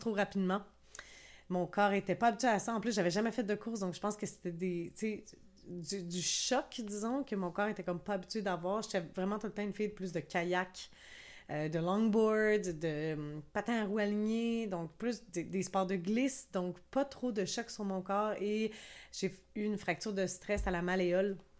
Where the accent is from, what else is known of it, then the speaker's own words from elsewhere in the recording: Quebec, Canada; je suis québécoise